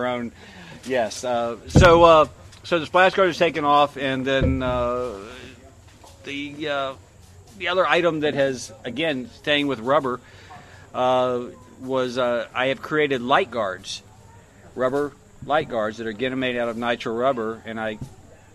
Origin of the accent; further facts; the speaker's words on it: Florida, United States; I'm from Florida. We got love bugs in Florida.